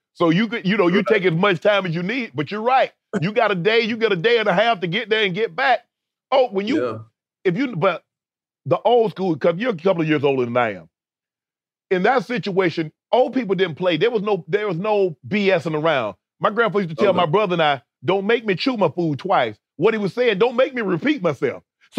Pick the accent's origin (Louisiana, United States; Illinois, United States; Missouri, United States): Illinois, United States; Chicago; born there; I was born in Chicago.